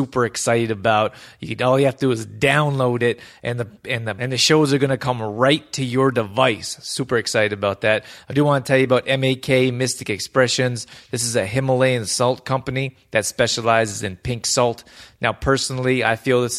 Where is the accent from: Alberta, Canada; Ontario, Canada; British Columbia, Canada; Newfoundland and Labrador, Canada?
Alberta, Canada; Calgary; I grew up in Calgary